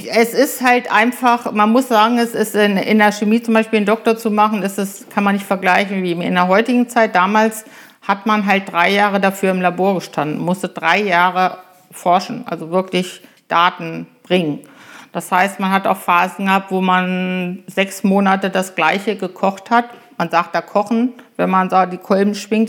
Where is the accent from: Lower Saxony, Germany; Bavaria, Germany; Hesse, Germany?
Lower Saxony, Germany; Germershausen; moved away as an adult; also born or lived in Göttingen; now in Holtensen, Germany; Ich komme aus dem Eichsfeld, aus Germershausen, einem kleinen Ort am Seeburger See, jüngste von vier Kindern. Ich bin auf einem Bauernhof groß geworden